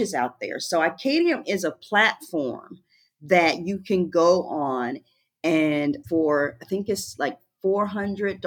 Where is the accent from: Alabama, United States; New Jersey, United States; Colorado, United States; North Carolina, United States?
North Carolina, United States; Rocky Mount; also born or lived in Freeman, Virginia; I grew up in Rocky Mount, North Carolina, part-time, and then in Freeman, Virginia, the other times. And so my life and my world consisted of going back and forth every 2 years between those locations.